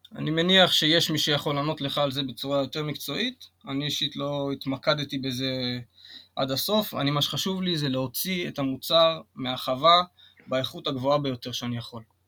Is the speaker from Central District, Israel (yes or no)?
no; Kiryat Gat, Southern District, Israel; אני גדלתי בקריית גת